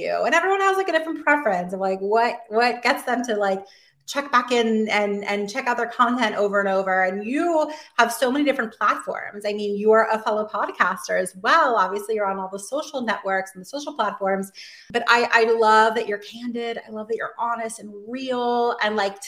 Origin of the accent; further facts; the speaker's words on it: Miami, Florida, United States; now in New York, United States; I'm from Miami originally.